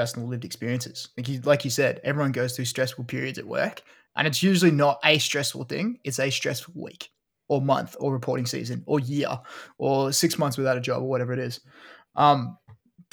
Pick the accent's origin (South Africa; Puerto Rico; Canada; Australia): Australia; I don't think I have an English accent. I'm Australian.